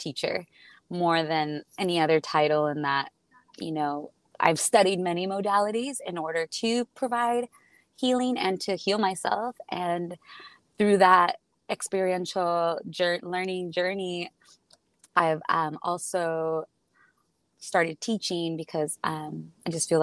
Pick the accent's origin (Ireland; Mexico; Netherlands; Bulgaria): Mexico; Tijuana, Baja California; also born or lived in San Diego, United States; I was born in Tijuana and grew up on both sides of the border, California